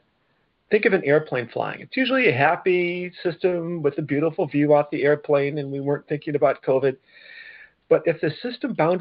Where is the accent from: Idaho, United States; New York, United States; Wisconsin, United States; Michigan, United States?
Michigan, United States; I'm from Michigan